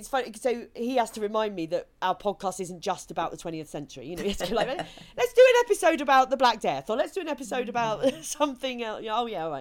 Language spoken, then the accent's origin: English; Kent, South East England, United Kingdom; I grew up in Kent where they still have the 11 plus